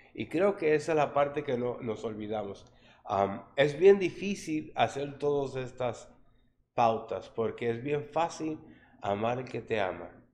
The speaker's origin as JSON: {"language": "Spanish", "region": "New York", "country": "United States", "tie": "born or raised there", "said": "crecí en Harlem, ¿no? En, en la área de los latinos ahí la 117 entre Lexington y Tercera en Nueva York"}